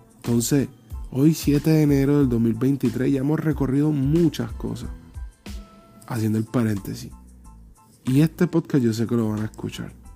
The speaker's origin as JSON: {"language": "Spanish", "area": "Paisa", "region": "Antioquia", "country": "Colombia", "moved": "yes", "said": "yo soy el paisa. O yo soy colombiano"}